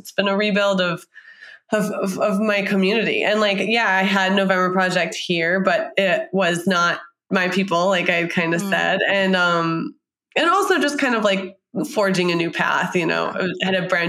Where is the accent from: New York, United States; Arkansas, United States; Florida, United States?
New York, United States; also born or lived in San Francisco; now in Boston, United States; I'm from New York